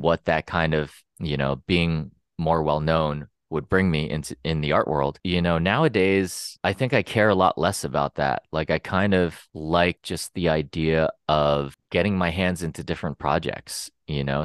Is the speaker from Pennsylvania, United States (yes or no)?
yes; Pennsylvania, United States; moved away as an adult; also born or lived in San Francisco; now in Los Angeles, United States; I'm from Pennsylvania.